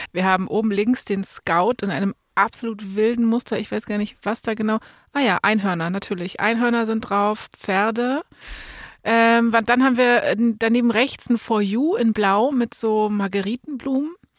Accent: Berlin, Germany; Bei uns in Berlin

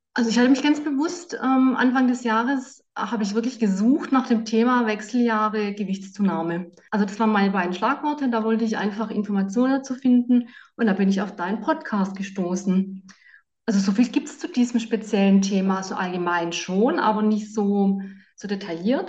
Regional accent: Southern Germany, Germany; now in Bonn, Germany; Ich komme ja aus Süddeutschland

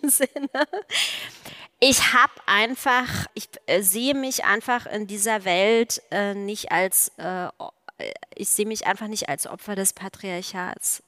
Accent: East Germany, Germany; Ich bin ja aus der DDR

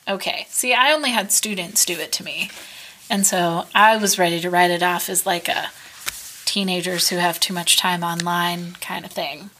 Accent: United States; as an American

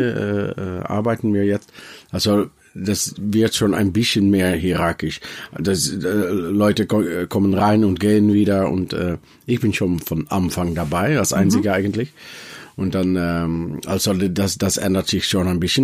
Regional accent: Netherlands; German is a second language; wir als Holländer nach Deutschland gehen

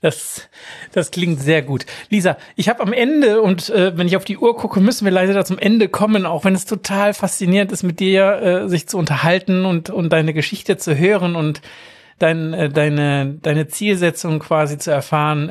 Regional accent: Germany; bei uns in Deutschland

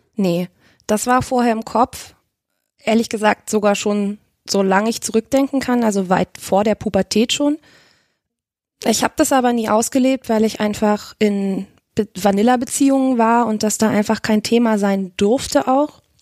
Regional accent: Hanover, Lower Saxony, Germany; moved away as an adult; now in Leipzig, Germany; ich komme ursprünglich aus Hannover tatsächlich, wohne aber jetzt seit sechseinhalb Jahren in Leipzig

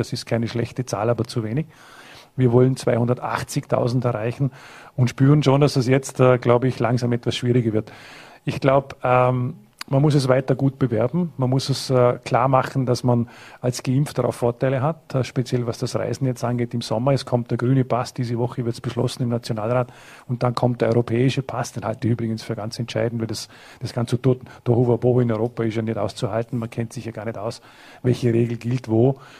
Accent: Vorarlberg, Austria; in Hard, in Lustenau, in Bregenz, in Dornbirn, in meiner Heimatgemeinde

